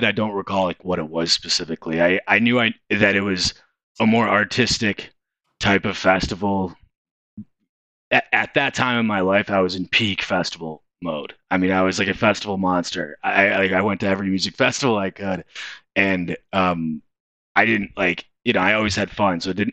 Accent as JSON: {"language": "English", "town": "Detroit", "region": "Michigan", "country": "United States", "also_born_or_lived": "Chicago", "said": "I'm from Metro Detroit"}